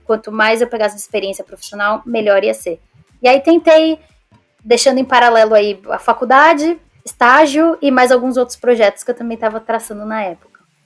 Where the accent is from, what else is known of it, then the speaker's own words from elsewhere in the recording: São Paulo, Brazil; moved away as an adult; also born or lived in Scotland / Sweden; now in England; eu sou de São Paulo também